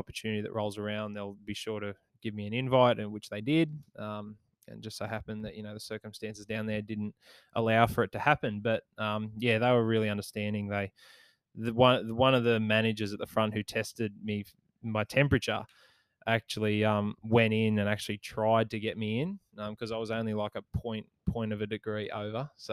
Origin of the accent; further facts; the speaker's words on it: Maitland, New South Wales, Australia; my hometown club, the Maitland Mustangs